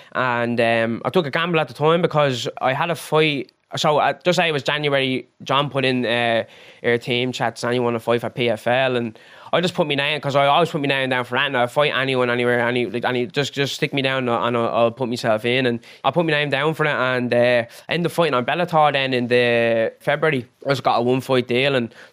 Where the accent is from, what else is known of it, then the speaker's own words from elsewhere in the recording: Dublin, Leinster, Ireland; I'm from Finglas, Finglas South.